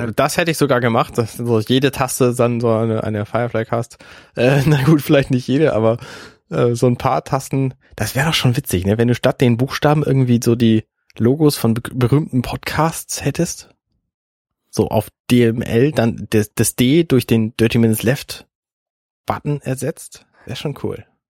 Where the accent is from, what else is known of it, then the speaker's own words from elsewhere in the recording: Buxtehude, Lower Saxony, Germany; now in Hamburg, Germany; ich zum Beispiel komme aus Buxtehude. Das liegt jetzt in der Nähe von Hamburg und ich bin damit ein Quittje, weil ich bin ein zugezogener ein Hamburger